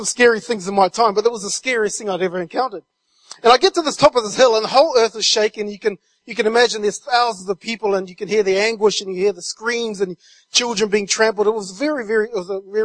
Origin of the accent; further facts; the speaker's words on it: New Zealand; moved away as an adult; I'm from New Zealand, And I've been over here since 1999, but back in New Zealand, I was raised in a really small rural community